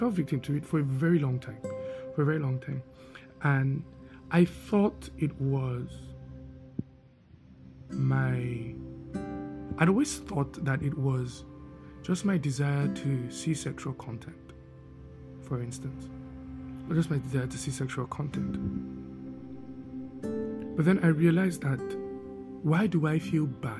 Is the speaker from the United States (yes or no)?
no; Netherlands; moved away; growing up in Holland, the Netherlands